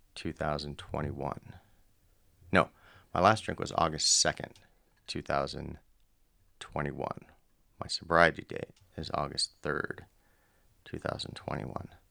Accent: Southern California, United States; I'm from Southern California born in the 70s

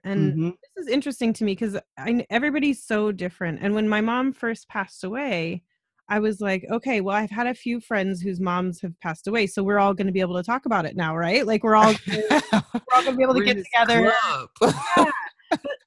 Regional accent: Colorado, United States; now in Quebec, Canada; I'm from Colorado

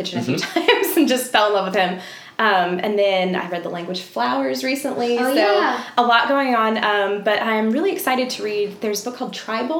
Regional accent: Tallahassee, Florida, United States; Originally, I'm from Tallahassee, but I've traveled a lot and lived in a lot of different places.

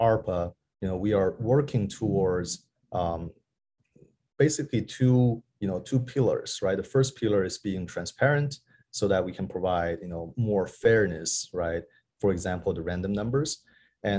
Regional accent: Beijing, China; also born or lived in New York; I was working at a venture capital in Beijing, where it's my hometown

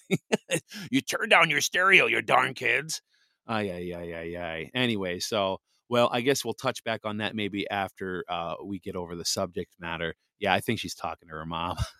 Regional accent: Wisconsin, United States; this is my home state, Wisconsin

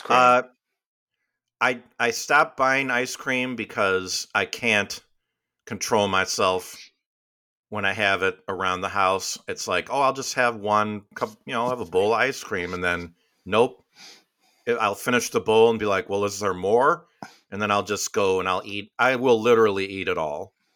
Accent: Midwest, United States; now in the South, United States; we, we grew up in the Midwest.

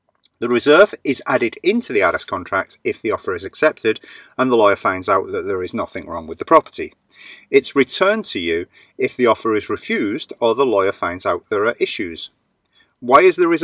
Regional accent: United Kingdom; now in Valencia, Spain; being British

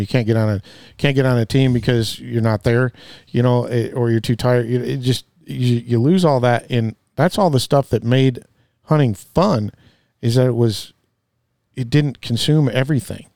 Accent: Midwest, United States; I come from the Midwest

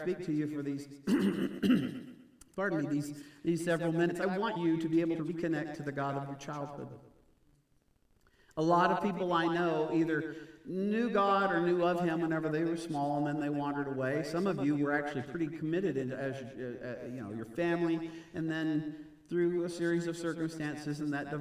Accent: Houston, Texas, United States; grew up in Houston in that area

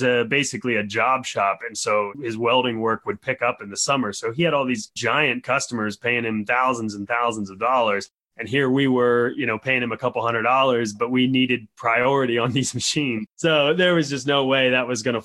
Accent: Harrisburg, Pennsylvania, United States; now in State College, United States; I grew up about 2 hours away. I grew up in Harrisburg, Pennsylvania

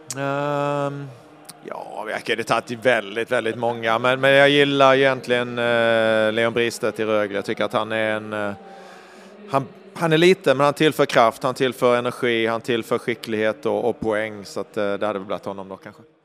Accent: Ängelholm, Skåne, Sweden; also born or lived in Karlstad; now in Davos, Switzerland; född och uppvuxen i Ängelholm

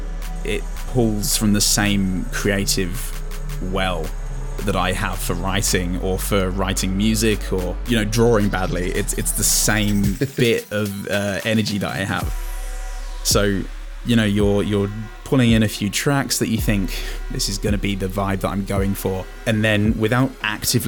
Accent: England, United Kingdom; as an Englishman

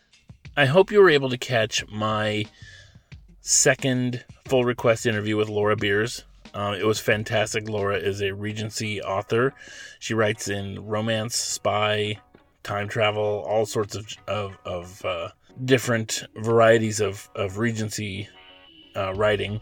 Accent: Oregon, United States; also born or lived in Los Angeles, California; when I was little, my family, we moved from Los Angeles to Oregon

